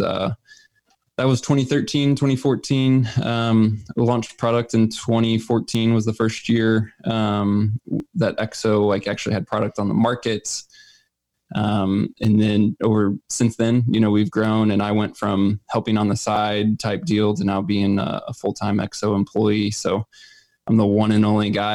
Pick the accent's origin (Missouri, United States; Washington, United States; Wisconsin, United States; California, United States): Missouri, United States; I'm originally from Missouri, still live here full time